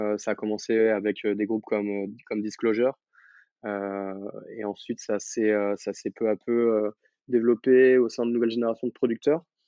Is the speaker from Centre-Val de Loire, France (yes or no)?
yes; Blois, Centre-Val de Loire, France; j'ai grandi à Blois